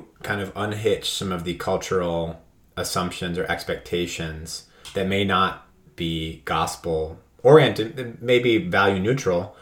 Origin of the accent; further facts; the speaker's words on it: New England, United States; growing up in New England